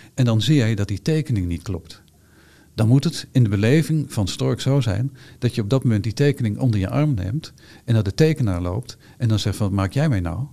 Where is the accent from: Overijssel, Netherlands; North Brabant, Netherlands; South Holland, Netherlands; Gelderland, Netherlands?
Overijssel, Netherlands; Hengelo; ik ben natuurlijk geboren en getogen in Hengelo